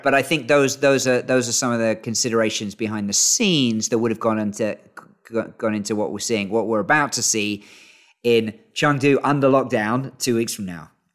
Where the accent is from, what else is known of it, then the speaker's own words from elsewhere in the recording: York, Yorkshire and the Humber, United Kingdom; moved away as an adult; now in Beijing, China; I'm a York City fan 'cause that's where I grew up.